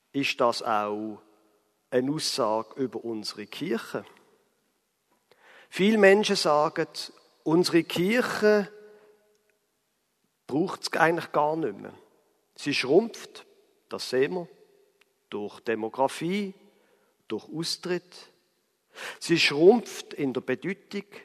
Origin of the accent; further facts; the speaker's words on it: Basel, Basel-Stadt, Switzerland; von Basel, wo ich herkomme, bis nach Straßburg sind es ungefähr 130 Kilometer.